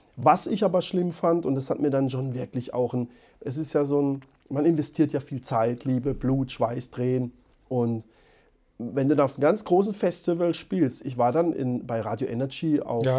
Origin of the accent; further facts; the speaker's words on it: Baden-Württemberg, Germany; accent: Baden dialect (Badisch); unser Dialekt